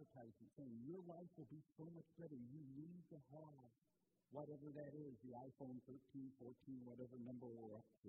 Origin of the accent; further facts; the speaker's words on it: Portland, Indiana, United States; moved away as an adult; also born or lived in Maryland; now in Michigan, United States; I grew up in Portland, Indiana, and I've told some stories along the way of growing up in Indiana.